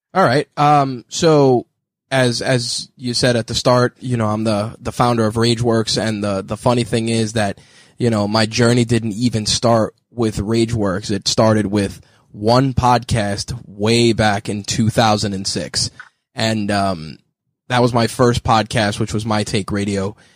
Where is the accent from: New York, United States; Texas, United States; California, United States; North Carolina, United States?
New York, United States; New York City; I was born in the Bronx, and then I moved later on to the borough of Queens